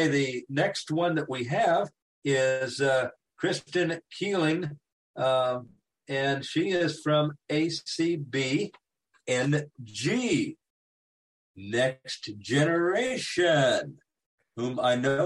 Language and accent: English; Kansas, United States; I'm from Kansas and the president of the Kansas affiliate